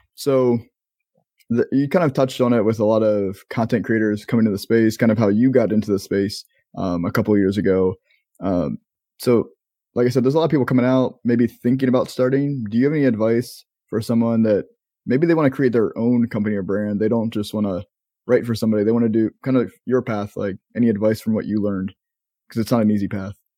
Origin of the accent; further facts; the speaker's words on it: Maryland, United States; moved away as an adult; now in Florida, United States; we're both from Maryland, um, you still live in Maryland, I know you're, you're eventually leaving, and I've, haven't lived in Maryland for going on ten years now, um, I'm down in Florida, but I spent twenty plus years of my life there